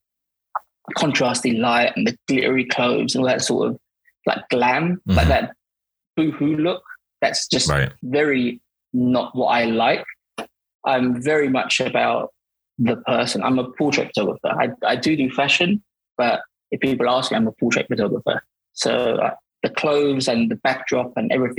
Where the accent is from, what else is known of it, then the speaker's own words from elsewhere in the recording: Barking, London, United Kingdom; I'm from Barking